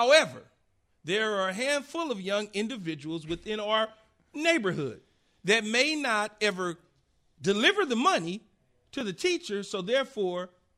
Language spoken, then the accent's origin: English; Los Angeles, California, United States; I grew up in South Central L.A.